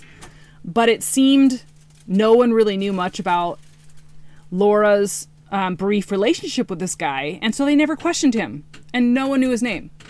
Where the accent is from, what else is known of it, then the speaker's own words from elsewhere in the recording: Green River Killer territory, Washington, United States; I grew up in Green River Killer territory.